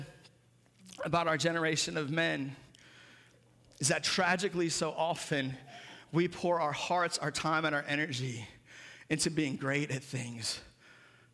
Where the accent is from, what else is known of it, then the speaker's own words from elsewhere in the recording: Seattle, Washington, United States; moved away; Growing up in Seattle